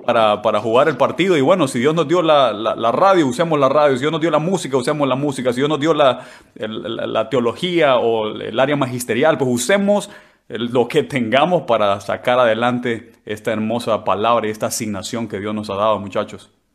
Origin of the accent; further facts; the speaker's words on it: San Pedro Sula, Cortés, Honduras; moved away as an adult; also born or lived in La Paz, Honduras; now in London, United Kingdom; yo nací en el departamento de La Paz, en Honduras, en el mero centro de Honduras, pero crecí en San Pedro Sula, así que me considero sanpedrano